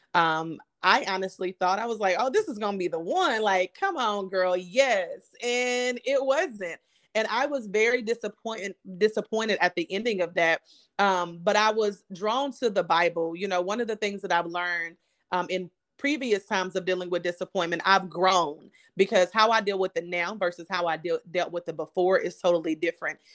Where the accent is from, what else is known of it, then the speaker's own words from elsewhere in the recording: Kentucky, United States; now in Houston, United States; I am a, a, a girl who's living in a big city in Houston, um, as you said, but I'm from Kentucky